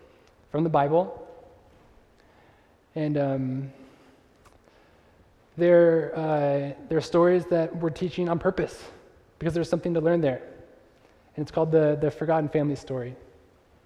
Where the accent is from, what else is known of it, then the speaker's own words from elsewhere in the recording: Northern California, United States; moved away as an adult; also born or lived in Chicago; I grew up in Northern California